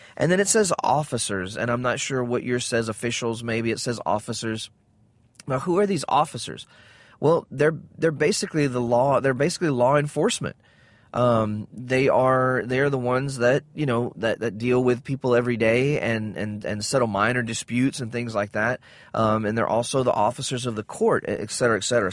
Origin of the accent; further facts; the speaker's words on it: the South, United States; I grew up in the South